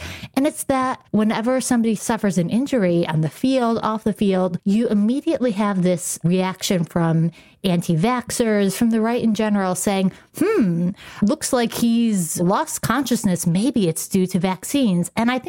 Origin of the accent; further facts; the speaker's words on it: Rochester, New York, United States; I'm a lifelong Bills fan. Like, I grew up in Rochester, New York.